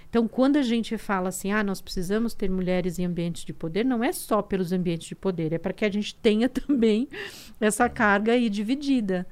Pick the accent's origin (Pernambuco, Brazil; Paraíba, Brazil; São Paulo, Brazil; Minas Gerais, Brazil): São Paulo, Brazil; Diadema; also born or lived in Alagoas; nasci no sertão de Alagoas, com todas aquelas. aquelas eu uhum, brinco que eu sou um é. kit diversidade, né? Eu sou um kit diversidade. e fui criada em Diadema